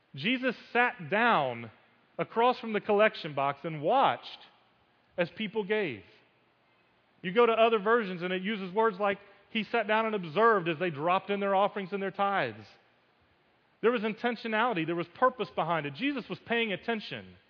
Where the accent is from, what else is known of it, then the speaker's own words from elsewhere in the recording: United States; growing up as an American Christian